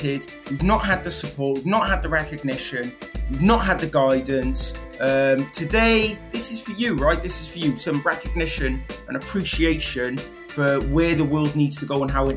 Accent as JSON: {"language": "English", "region": "Wales", "country": "United Kingdom", "said": "I'm Welsh"}